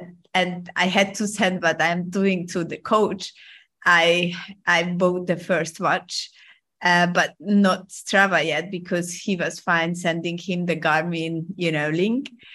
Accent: Hungary; moved away as an adult; also born or lived in Rome, Italy; now in Hong Kong; I'm, I'm originally from Hungary

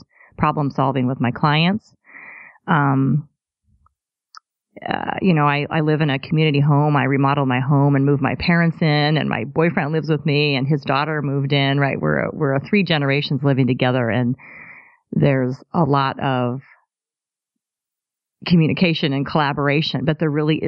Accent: Corvallis, Oregon, United States; moved away; also born or lived in Richland, Washington; I was born in Corvallis, Oregon. And I grew up there, and then we moved to Eastern Washington in Richland in the Tri-Cities.

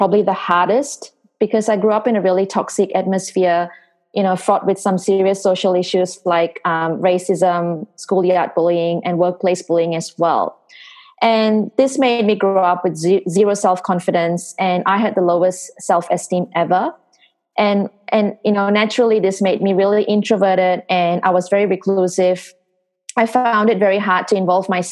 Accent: Singapore; moved away as an adult; I'm originally from Singapore. So Singapore was my hometown. That's where I grew up

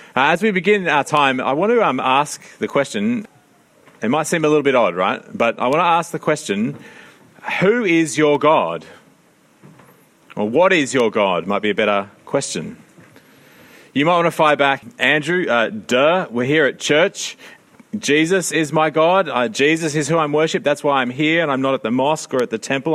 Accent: Sydney, New South Wales, Australia; I grew up in Sydney

